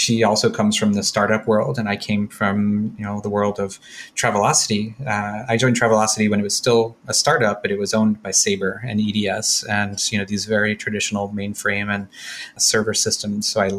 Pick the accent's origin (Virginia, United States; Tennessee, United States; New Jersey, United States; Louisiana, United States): Louisiana, United States; New Orleans; I grew up in New Orleans, so I already knew how to drink.